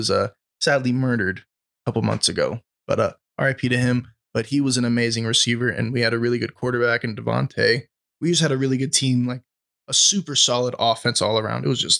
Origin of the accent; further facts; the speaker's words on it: Las Vegas, Nevada, United States; I'm from Vegas, so it's not like I'm opposed to them being Las Vegas Raiders, but I just grew up my whole life with them being the Oakland Raiders